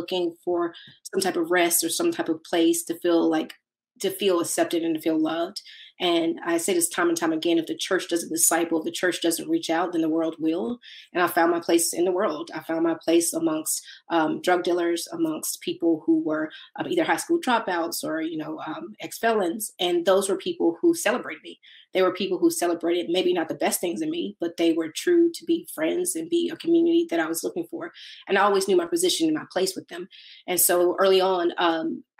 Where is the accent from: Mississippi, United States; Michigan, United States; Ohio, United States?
Mississippi, United States; I'm from Mississippi